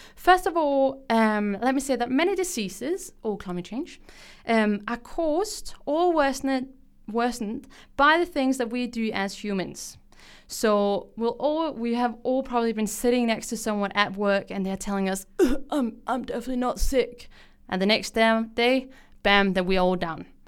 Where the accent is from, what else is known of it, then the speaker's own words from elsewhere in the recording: Denmark; English is a second language; moved away as an adult; now in Canberra, Australia; I am not from here, and probably also what you can hear on my accent. I am from Denmark